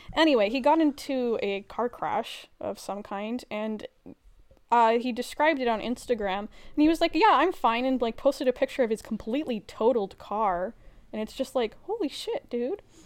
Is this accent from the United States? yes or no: no; Edmonton, Alberta, Canada; I am from Edmonton